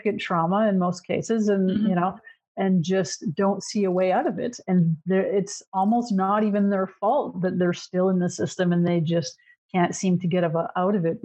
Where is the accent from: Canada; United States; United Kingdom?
Canada; also born or lived in Ontario; I'm Canadian